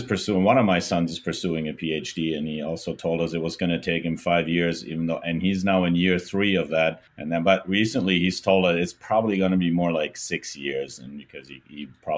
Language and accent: English; Germany; moved away as an adult; now in Minneapolis, United States; I grew up in Germany, and then I was offered an assignment over here.